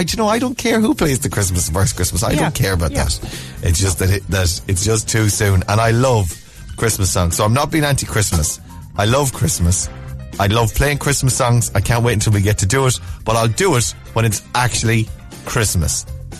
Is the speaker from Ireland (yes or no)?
yes; Mayo, Connacht, Ireland; I said, from Mayo.